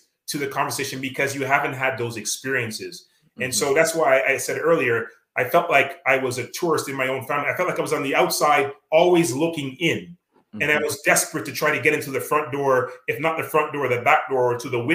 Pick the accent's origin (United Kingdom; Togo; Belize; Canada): Canada; accent: Canadian; being Canadian, I mean, I have my Canadian accent